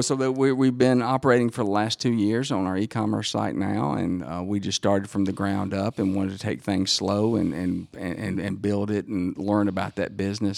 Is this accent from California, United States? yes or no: no; Dacula, Georgia, United States; made fun of coming from the, the country farmland.